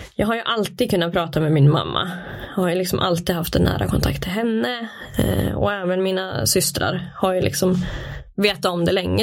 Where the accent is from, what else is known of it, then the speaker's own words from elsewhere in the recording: Brunflo, Jämtland, Sweden; Jag är född och uppvuxen i Brunflo. Bott där i hela mitt liv.